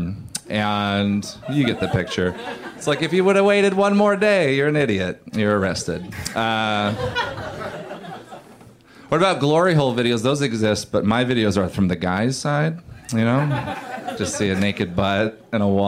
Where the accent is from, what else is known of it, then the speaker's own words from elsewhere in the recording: Oregon, United States; I grew up in Oregon